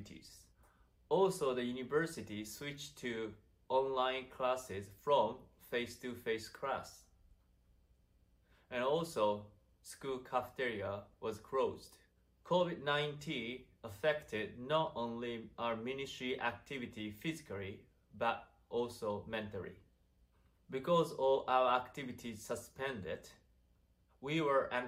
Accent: Japan; first language Japanese; English is a second language

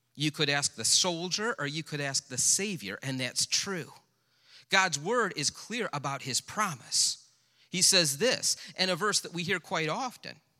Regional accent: United States; as an American

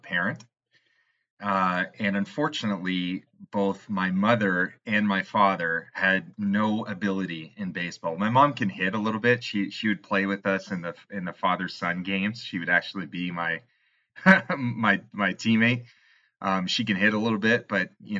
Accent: Canada; I'm Canadian

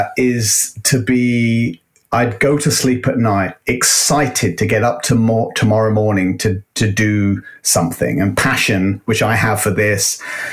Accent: United Kingdom; now in United States; We're in the US, and being a Brit, we have a huge issue with gun violence.

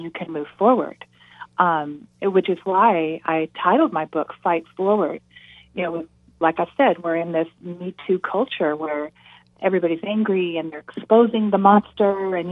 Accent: Nevada, United States; I grew up in Nevada

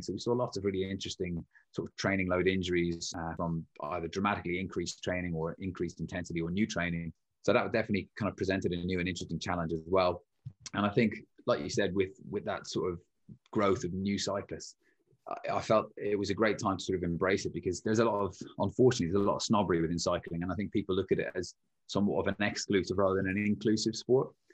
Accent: Ireland; when I was growing up in Ireland

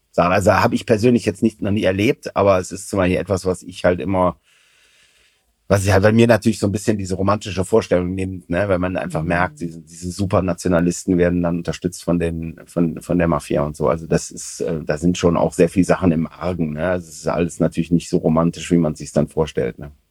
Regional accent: Germany; Also tatsächlich oft, äh, also als Deutscher hat man es da ja ganz gut.

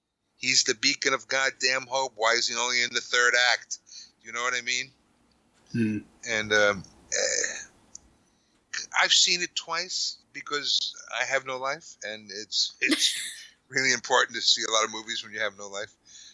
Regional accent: New York, United States; now in Westchester, United States; I'm from New York

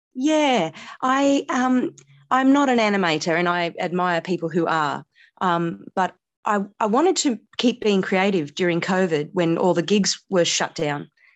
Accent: Canberra, Australian Capital Territory, Australia; also born or lived in India / Sydney; nine years, um, and then we moved to Australia after that, and I moved to Canberra. So, I see Canberra, I suppose, as my hometown

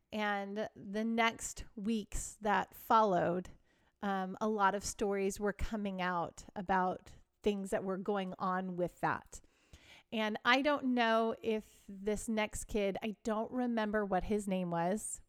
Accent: Texas, United States; I grew up in Texas, and it was a very religious area

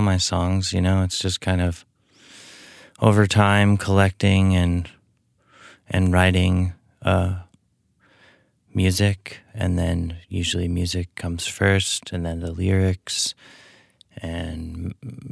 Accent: Edmonton, Alberta, Canada; I grew up in Edmonton, and I played in bands since I was probably 13, 14

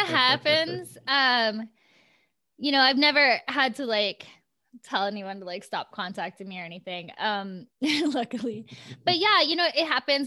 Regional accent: Iowa, United States; born or raised there; now in California, United States

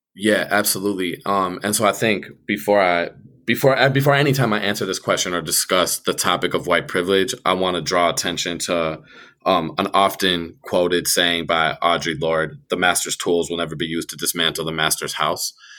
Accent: Minneapolis, Minnesota, United States; I grew up in Northeast Minneapolis

